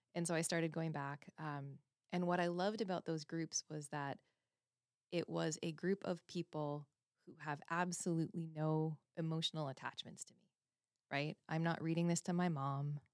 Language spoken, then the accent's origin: English; Canada; I was born and raised in Canada